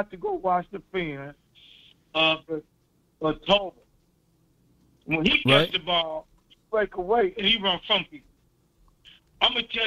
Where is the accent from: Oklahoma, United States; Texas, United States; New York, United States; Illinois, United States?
Illinois, United States; East St. Louis; now in Los Angeles, United States; I'm originally from East St. Louis. East Boogie, they call it the East Boogie